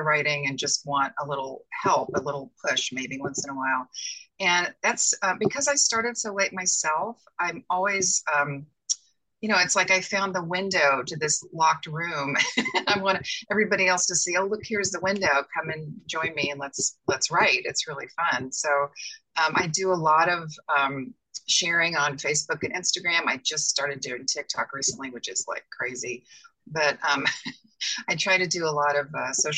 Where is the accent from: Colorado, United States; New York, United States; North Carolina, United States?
North Carolina, United States; Asheville; moved away as an adult; also born or lived in Los Angeles, United States / Tryon, North Carolina; now in Phoenix, United States; I grew up in North Carolina